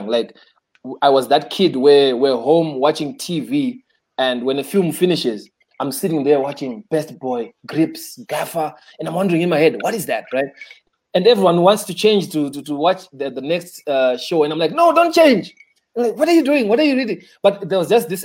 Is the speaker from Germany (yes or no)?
no; Zimbabwe; I grew up in Cheetown